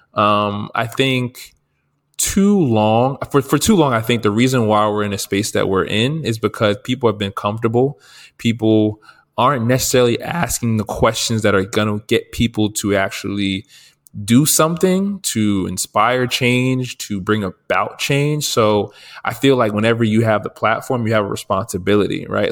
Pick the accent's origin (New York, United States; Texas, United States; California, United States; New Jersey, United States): New Jersey, United States; I'm from New Jersey